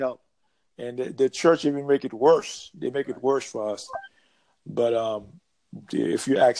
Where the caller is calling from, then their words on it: Florida, United States; I'm coming from Florida.